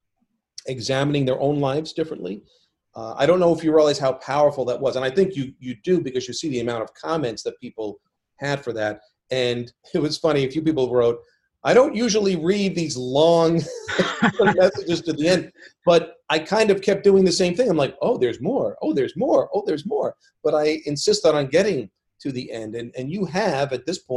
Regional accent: New York, United States; born or raised there

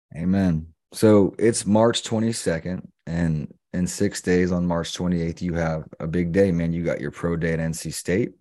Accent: the Carolinas, United States; We grew up in the Carolinas

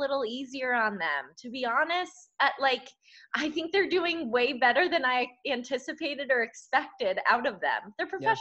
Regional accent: Connecticut, United States; Connecticut, my home state

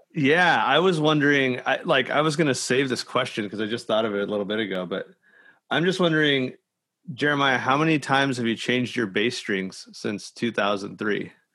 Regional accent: El Centro, California, United States; now in San Diego, United States; I'm from the Imperial Valley. It's like El Centro.

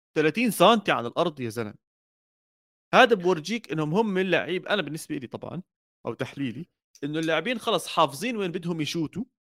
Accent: Jordan; انا كاردني

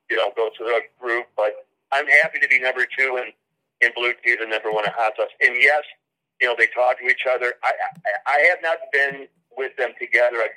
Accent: Chicago, Illinois, United States; also born or lived in Detroit, Michigan; I grew up, born in Detroit, grew up um, western suburbs of Chicago.

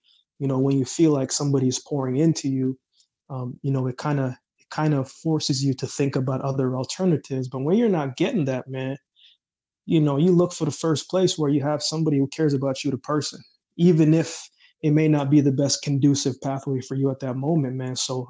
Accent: Jamaica; born there; because I was born in Jamaica, and, you know, I've been around a lot of violence and things of that nature.

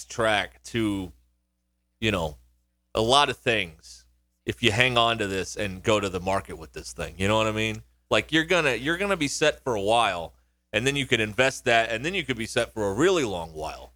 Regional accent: Arkansas, United States; I'm from Arkansas.

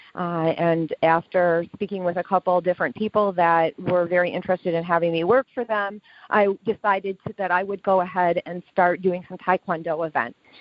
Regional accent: Lewiston, New York, United States; also born or lived in Buffalo, New York; I was born and raised in Lewiston, New York, and I live in a suburb of Buffalo, New York.

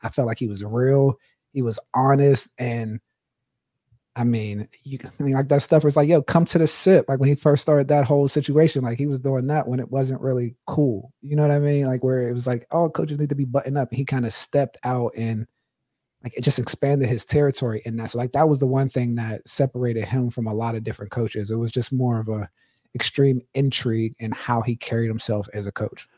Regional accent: Pittsburgh, Pennsylvania, United States; I'm from Pittsburgh

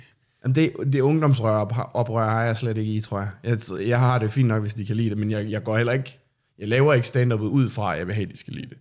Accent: Sorø, Zealand, Denmark; jeg er fra Sorø

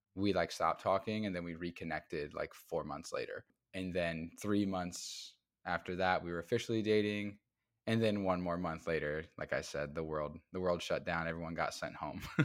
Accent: Midwest, United States; moved away as an adult; now in Brooklyn, United States; I am from the Midwest. I moved to New York in twenty

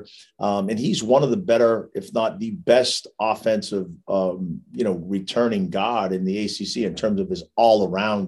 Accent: Massachusetts, United States; accent: strong East Coast Massachusetts accent; with my accent, you probably could tell I'm from Massachusetts. I got that strong East Coast Massachusetts accent.

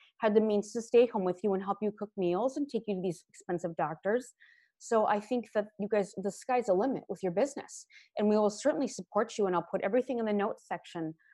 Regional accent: Minnesota and Wisconsin, Midwest, United States; I grew up in Minnesota and Wisconsin, and I went to the University of Minnesota

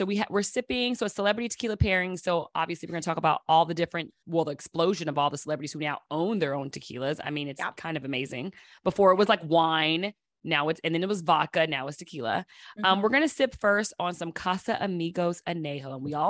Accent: London, United Kingdom; I'm from London.

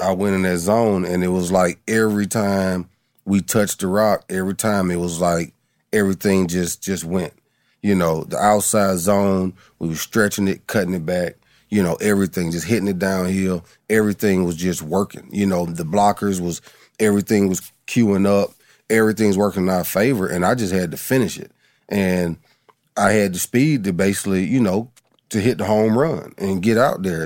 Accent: Adamsville, United States; I'm from Adamsville

